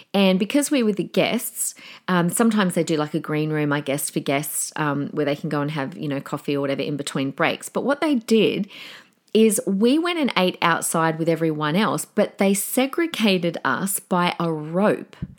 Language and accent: English; Australia; as an Australian